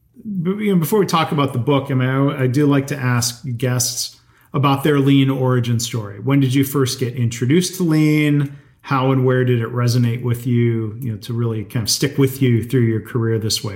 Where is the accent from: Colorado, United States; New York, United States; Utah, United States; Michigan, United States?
Michigan, United States; Livonia; I grew up in Livonia outside of Detroit.